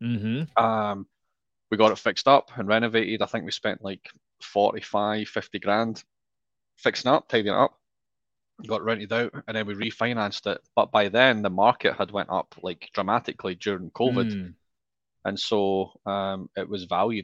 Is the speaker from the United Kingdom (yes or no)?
yes; Scotland, United Kingdom; moved away as an adult; also born or lived in Australia; now in Austin, United States; I'm not from Central Texas. I'm actually originally from Scotland. Left Scotland in 2010, moved to Australia